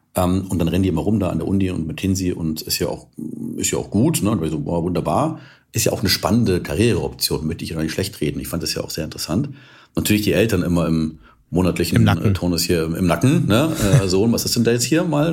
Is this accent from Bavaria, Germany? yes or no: yes; Munich, Bavaria, Germany; also born or lived in California; in München damals, also meine Heimatstadt und Lieblingsstadt